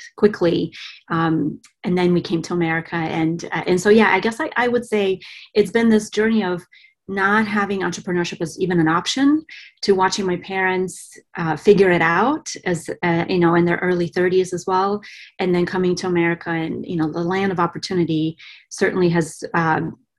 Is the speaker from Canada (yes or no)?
no; Bulgaria; now in United States; I was born and raised in Bulgaria